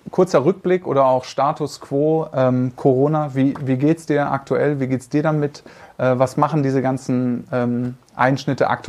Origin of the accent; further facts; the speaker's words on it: North Rhine-Westphalia, Germany; born there; Wir sind also beide gebürtig, also nicht gebürtig, du nicht, ich aber in Nordrhein-Westfalen, haben beide da viel Zeit verbracht.